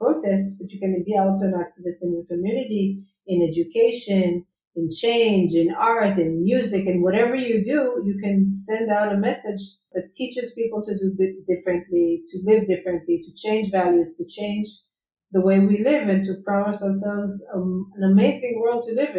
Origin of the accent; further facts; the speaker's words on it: Herzliya, Tel Aviv District, Israel; I grew up in Herzliya, in Tel Aviv. It's in Herzliya, it's along the coast of Israel.